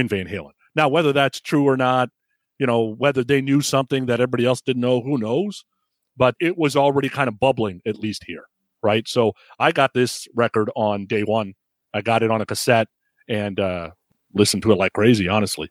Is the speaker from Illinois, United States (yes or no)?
no; San Francisco Bay Area, California, United States; growing up in the San Francisco Bay